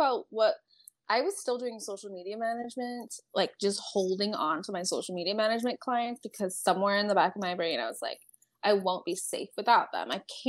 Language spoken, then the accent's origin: English; California, United States; So I grew up in California. I just moved so much.